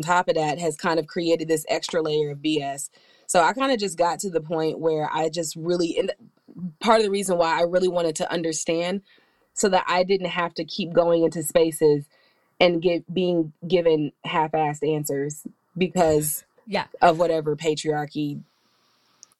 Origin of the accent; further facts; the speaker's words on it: Atlanta, Georgia, United States; I'm from Atlanta and I grew up in the South